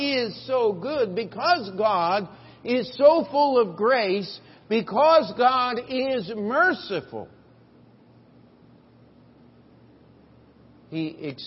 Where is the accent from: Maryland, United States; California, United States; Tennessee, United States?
Maryland, United States; Westminster; moved away as an adult; now in New York, United States; my hometown in Westminster, Maryland